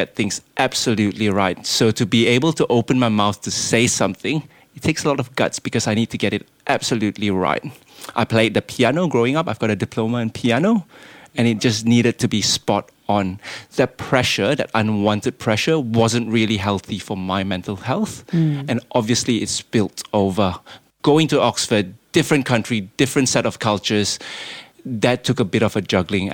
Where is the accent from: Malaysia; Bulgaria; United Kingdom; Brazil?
Malaysia; moved away; I don't sound Lebanese and I'm not. I'm Malaysian